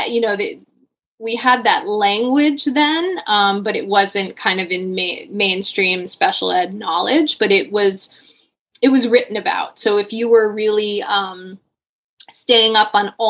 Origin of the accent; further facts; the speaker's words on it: Connecticut, United States; growing up in Connecticut in the 80s